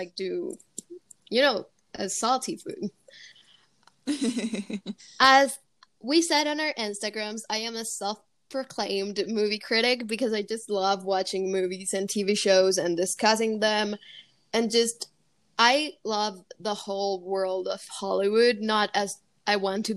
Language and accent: English; Medellín, Antioquia, Colombia; first language Spanish; English is a second language; I was born in Medellin, and it's where I currently lived. And I've lived here my whole life.